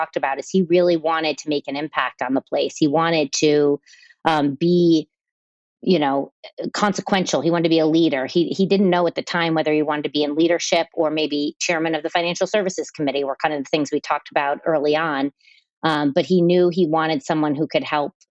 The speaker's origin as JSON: {"language": "English", "country": "United States", "accent": "Yankee", "said": "my Yankee accent"}